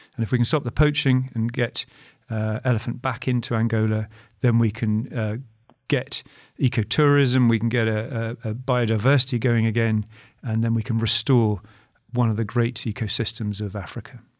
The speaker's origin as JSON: {"language": "English", "country": "United Kingdom", "said": "speaking as a Brit"}